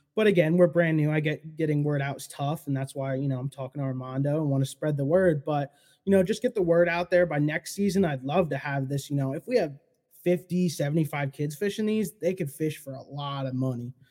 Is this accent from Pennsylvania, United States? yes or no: yes; Poconos, Pennsylvania, United States; I grew up like fifteen minutes from the Pocono Raceway